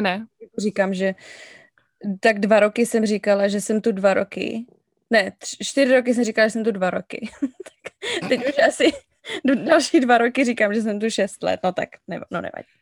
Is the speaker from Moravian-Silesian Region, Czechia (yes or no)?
no; Cheb, Karlovy Vary Region, Czechia; moved away as an adult; now in Falls Church, United States; Jsem z Chebu, ze západu, z České republiky